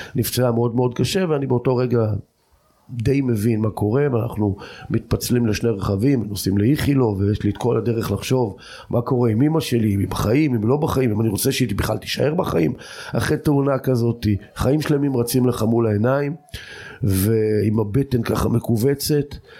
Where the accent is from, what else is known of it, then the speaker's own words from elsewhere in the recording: Degania Bet, Northern District, Israel; also born or lived in Jordan Valley; אני גר בדגניה ב', אני בן דגניה ב', אבל אני אחרי הצבא עזבתי את דגניה, אם כי נשארתי בעמק הירדן